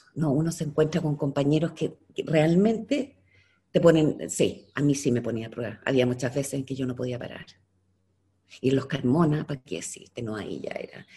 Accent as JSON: {"language": "Spanish", "country": "Chile"}